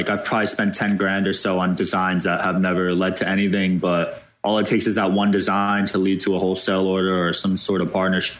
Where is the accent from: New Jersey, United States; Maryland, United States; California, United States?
New Jersey, United States; Bridgewater; now in Jersey City, United States; I grew up in Bridgewater, which is about an hour away.